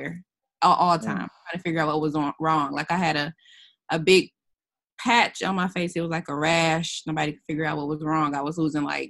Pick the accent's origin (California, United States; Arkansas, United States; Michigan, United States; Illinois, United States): Michigan, United States; Detroit; moved away as an adult; now in Montgomery, United States; I'm from Detroit